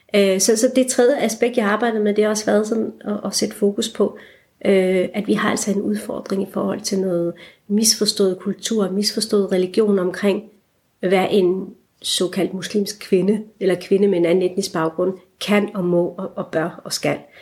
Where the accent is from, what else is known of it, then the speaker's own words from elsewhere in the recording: Esbjerg, Southern Denmark, Denmark; moved away as an adult; also born or lived in Aarhus / Copenhagen; jeg voksede op i Esbjerg, øh, og har stadigvæk en meget rodfæstet identitet i det jyske